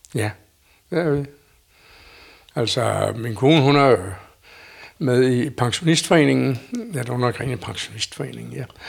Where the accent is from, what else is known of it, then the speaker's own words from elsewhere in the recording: Solrød Strand, Zealand, Denmark; moved away as an adult; now in Stavreby, Denmark; er begge to både født og opvokset inde i Solrød Strand